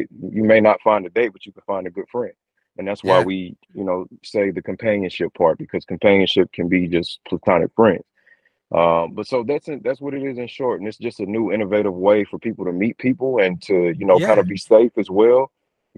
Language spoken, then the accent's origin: English; St. Louis, Missouri, United States; I'm born and raised St. Louis, Missouri.